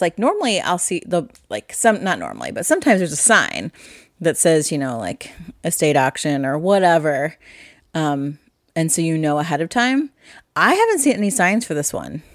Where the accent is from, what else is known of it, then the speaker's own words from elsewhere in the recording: Midwest, United States; Midwest farm girl rural kind of person I am